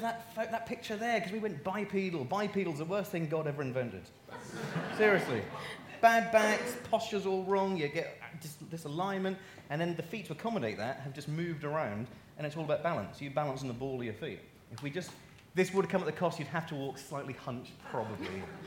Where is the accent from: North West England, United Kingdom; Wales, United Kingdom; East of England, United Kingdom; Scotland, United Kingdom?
East of England, United Kingdom; Norfolk; I'm from Norfolk